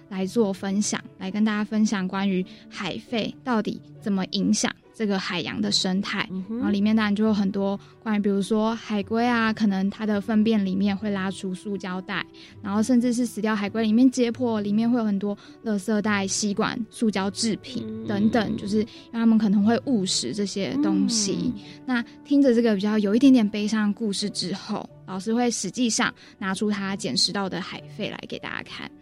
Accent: Penghu County, Taiwan; 其实我本身是澎湖人

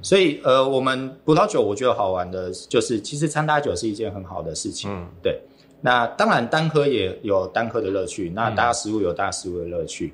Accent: Kaohsiung, Taiwan; 我小时候其实就在盐城长大

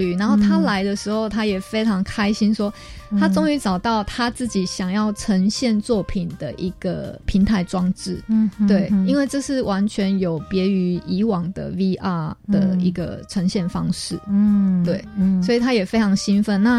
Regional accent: Taiwan; 可能我们台湾人对于呃刺激感的追求会比较要求，

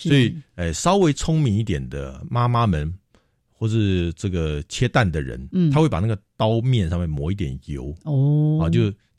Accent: Taipei, Taiwan; also born or lived in Tainan (mother's family); 因为我阿妈住台南嘛，那我妈妈是从台南嫁到台北来

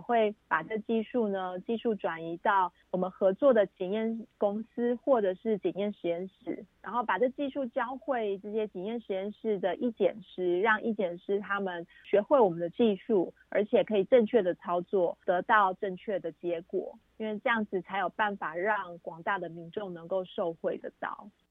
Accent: Taiwan; 我们台湾人

